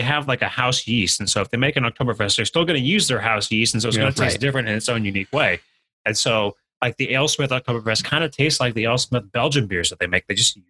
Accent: Riverside, California, United States; living in Riverside, growing up in Riverside.

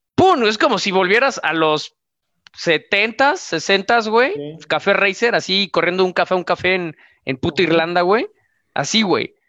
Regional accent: Mexico; cuando lo ves tú como mexicano

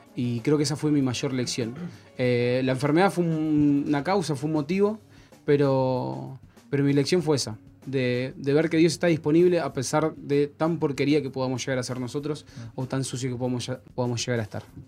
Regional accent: Monte Grande, Buenos Aires Province, Argentina; El secundario lo hice acá en Monte Grande, en el colegio Alviar.

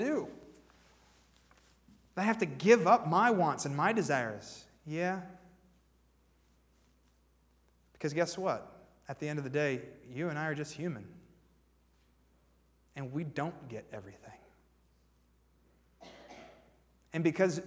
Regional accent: Warren, Pennsylvania, United States; moved away as an adult; also born or lived in Nashville, Tennessee; I'm originally from Warren, Pennsylvania

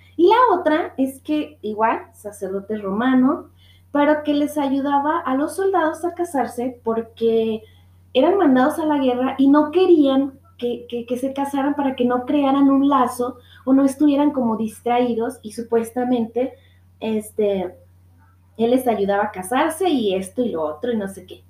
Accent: Guadalajara, Jalisco, Mexico; soy de Guadalajara

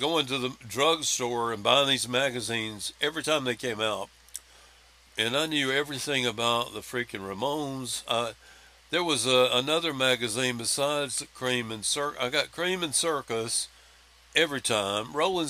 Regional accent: Spartanburg, South Carolina, United States; I was growing up in Spartanburg, South Carolina, Billy's favorite town.

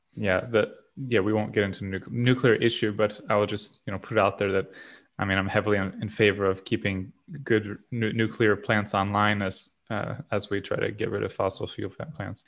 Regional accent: Southwest Florida, United States; I'm from Southwest Florida where we don't have waves

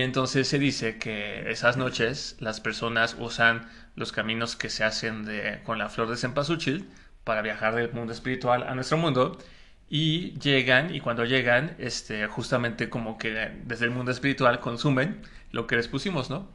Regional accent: Mexico

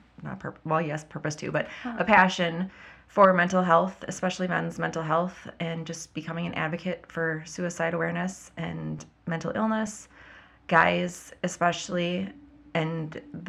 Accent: Burnsville, Minnesota, United States; So I grew up in Burnsville, Minnesota, born and raised, never left the state.

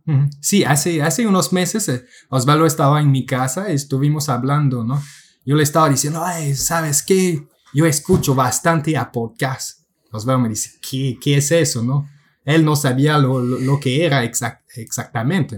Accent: Quebec, Canada; first language French; Spanish is a second language; Soy un canadiense de la parte francesa de Quebec, así que mi, mi primer idioma es el francés

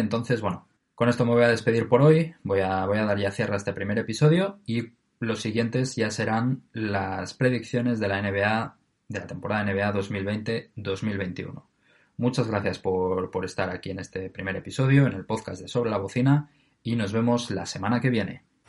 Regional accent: Oviedo, Asturias, Spain; de Oviedo, eh, que es de donde yo soy

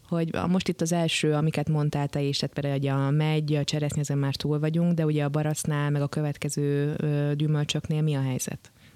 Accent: Hungary; Azért jó magyarként szeretjük a pálinkát

